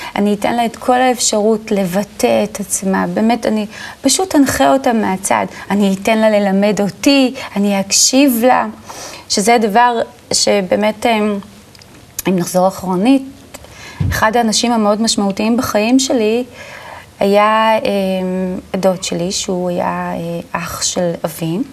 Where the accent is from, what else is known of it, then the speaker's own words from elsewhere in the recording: Ramat Gan, Tel Aviv District, Israel; נולדתי בשכונה ברמת גן, בשכונת אה, רמת חן